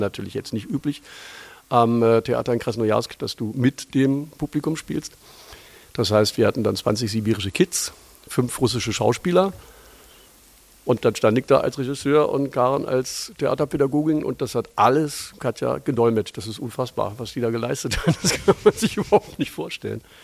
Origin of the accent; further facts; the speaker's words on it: Lower Saxony, Germany; moved away as an adult; now in Berlin, Germany; tatsächlich bin ich ein Niedersachse